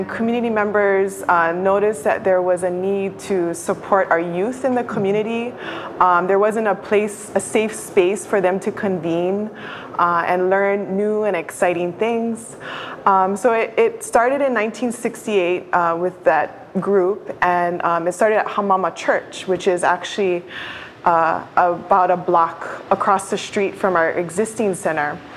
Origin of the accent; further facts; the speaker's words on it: Kaʻaʻawa, Oahu, Hawaii, United States; My connection and growing up is in Ka'ava. I lived with my mother and my grandmother